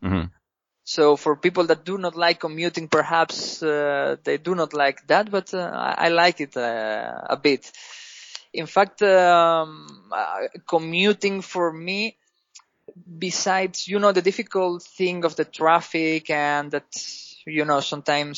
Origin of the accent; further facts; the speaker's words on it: Spain; English is a second language; moved away as an adult; now in Greece; I'm from Spain. I'm living in Greece.